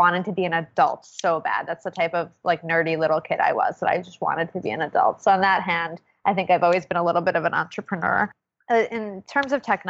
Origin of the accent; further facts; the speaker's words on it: New York, United States; also born or lived in Manhattan / Brooklyn / the Bronx; I'm from New York originally. I've actually, fun fact, never lived outside of New York